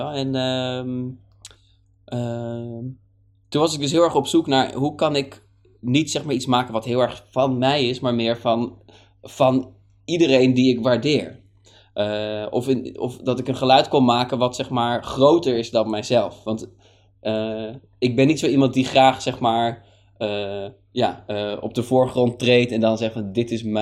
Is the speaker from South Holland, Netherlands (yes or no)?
no; Hoorn, North Holland, Netherlands; die was een keer in Horen, want ik kom uit Horen, daar ben ik opgegroeid.